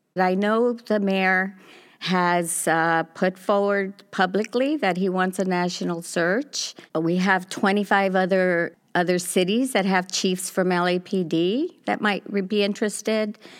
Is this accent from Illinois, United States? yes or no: no; Los Angeles, California, United States; also born or lived in Pico Union; I grew up in South L A, so I've lived everywhere